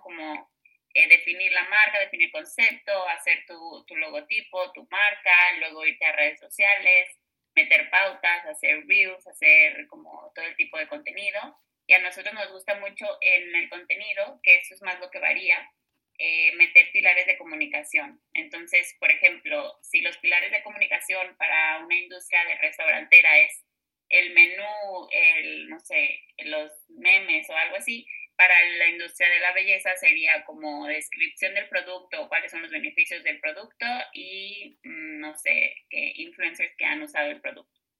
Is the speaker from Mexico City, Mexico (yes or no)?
no; Mazatlán, Sinaloa, Mexico; also born or lived in Guadalajara; yo estoy en, en, Mazatlán. Las dos estudiamos en Guadalajara, pero pues, yo me regresé a mi casa porque de acá soy